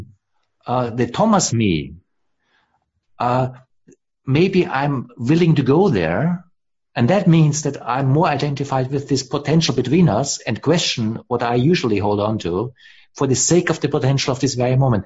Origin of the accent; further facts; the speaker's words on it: Austria; now in Germany; I grew up in Austria, I live in Germany.